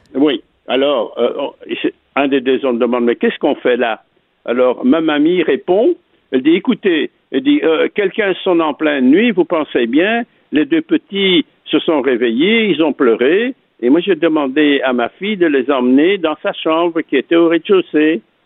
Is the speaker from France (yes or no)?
no; Antwerp, Flanders, Belgium; born or raised there